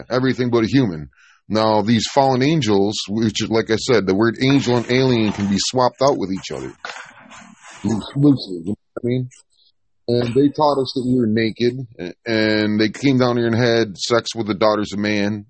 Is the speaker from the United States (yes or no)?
yes; New York, United States; I'm from New York